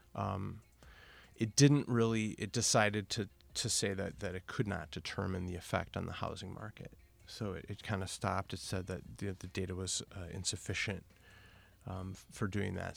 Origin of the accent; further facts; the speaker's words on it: Milwaukee, Wisconsin, United States; moved away as an adult; now in Portland, United States; I'm from Milwaukee, Wisconsin. I'm a Cheesehead